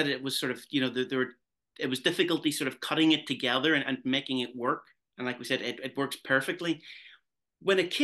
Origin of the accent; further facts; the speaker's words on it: Derry, Northern Ireland, United Kingdom; I'm actually from Derry, which is in the northwest